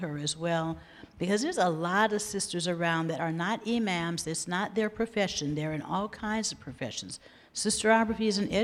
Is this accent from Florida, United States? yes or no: no; Los Angeles, California, United States; I'm from South Los Angeles